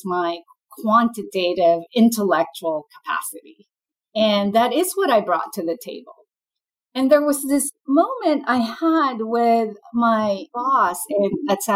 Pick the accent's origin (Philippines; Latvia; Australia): Philippines; moved away as an adult; now in United States; I'm an immigrant, and I grew up in the Philippines and then came to the U.S. for business school.